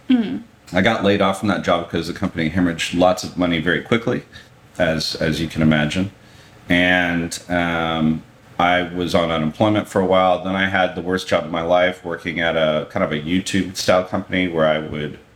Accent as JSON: {"language": "English", "town": "Dallas", "region": "Texas", "country": "United States", "also_born_or_lived": "San Francisco", "moved": "as an adult", "said": "I moved back home to Dallas from San Francisco."}